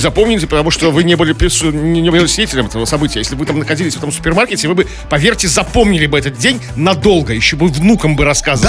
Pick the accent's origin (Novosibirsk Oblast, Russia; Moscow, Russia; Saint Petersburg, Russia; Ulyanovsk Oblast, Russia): Saint Petersburg, Russia; у нас в Петербурге